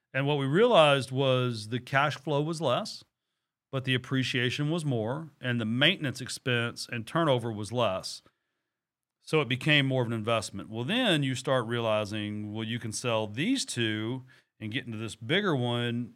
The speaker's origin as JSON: {"language": "English", "region": "Texas", "country": "United States", "said": "I'm from Texas"}